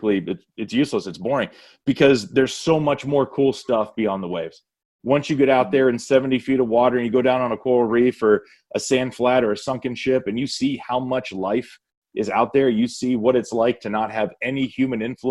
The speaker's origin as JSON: {"language": "English", "region": "Northeast Ohio", "country": "United States", "tie": "born or raised there", "said": "I grew up in Northeast Ohio, and Nothing but cows and cornfields"}